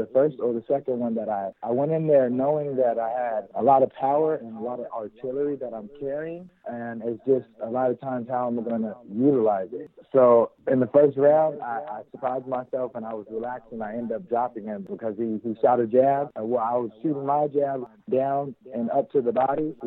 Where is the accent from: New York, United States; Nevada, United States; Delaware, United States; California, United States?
Nevada, United States; Las Vegas; I'm from Las Vegas, the native of Las Vegas